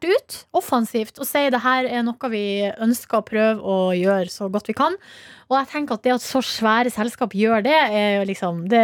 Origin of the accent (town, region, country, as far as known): Hamarøy, Nordland, Norway; born or raised there; moved away